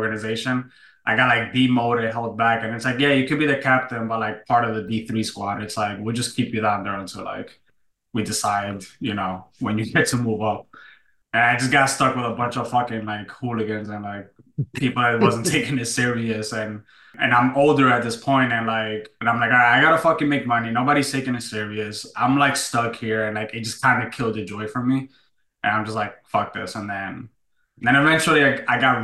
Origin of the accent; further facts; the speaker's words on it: New York, United States; moved away; I was born and raised in New York